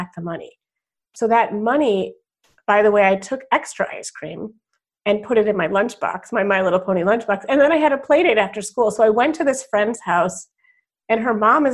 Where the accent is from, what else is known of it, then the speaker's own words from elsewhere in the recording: Wilmette, Illinois, United States; also born or lived in Evanston, Illinois; I was born in Evanston, Illinois, northwestern town, and moved to Wilmette, Illinois when I was 5